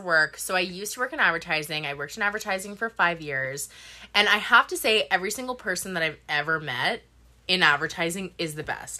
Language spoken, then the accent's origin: English; Sudbury, Ontario, Canada; moved away as an adult; now in Vancouver, Canada; my hometown is Sudbury